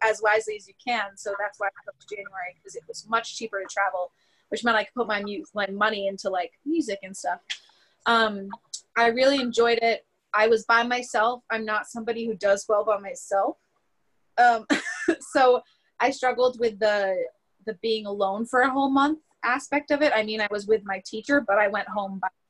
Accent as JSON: {"language": "English", "country": "United States", "said": "I'm clearly American"}